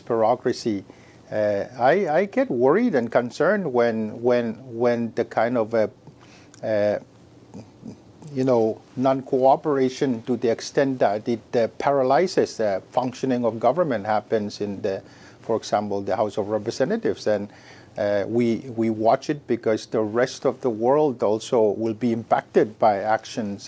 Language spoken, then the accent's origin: English; Micronesia; also born or lived in Oregon, United States; growing up with many siblings and growing up in the Micronesian culture of uh, respect